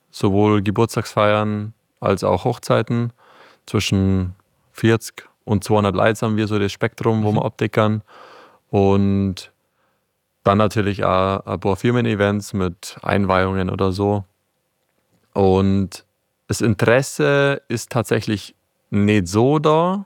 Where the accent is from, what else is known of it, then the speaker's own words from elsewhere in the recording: Palling, Bavaria, Germany; wir sind aus Palling